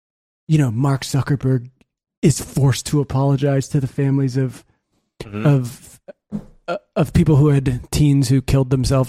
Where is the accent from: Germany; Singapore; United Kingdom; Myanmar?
Singapore; also born or lived in Beijing, China; I'm Singaporean.